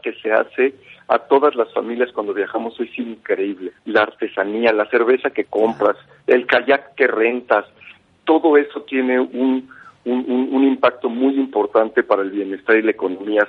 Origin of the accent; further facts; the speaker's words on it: Mexico; como mexicanos